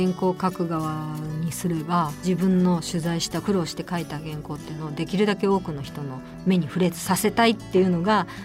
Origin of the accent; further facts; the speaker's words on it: Osaka, Japan; moved away; also born or lived in Tokyo; 阪出身でしたから